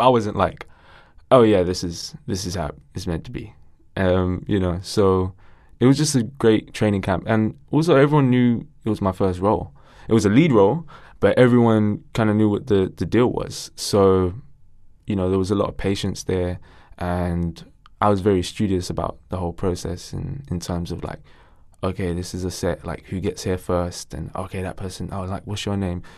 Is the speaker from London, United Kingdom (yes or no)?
yes; Ilford, London, United Kingdom; my mom was big in the community where I grew up in Ilford